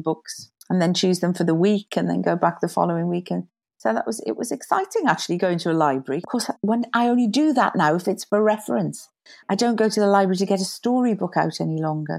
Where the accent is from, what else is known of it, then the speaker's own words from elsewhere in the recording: Neath, Wales, United Kingdom; also born or lived in London; I was about five, I think, when I moved down to Wales, and I grew up in Wales ever since.